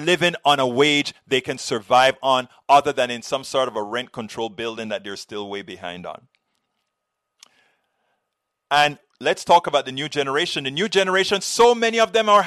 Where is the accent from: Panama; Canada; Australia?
Panama; now in United States; I did very well in America. I came from Panama